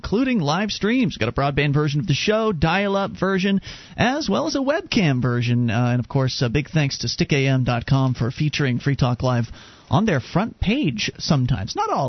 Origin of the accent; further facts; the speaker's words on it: Florida, United States; now in New Hampshire, United States; we're both from Florida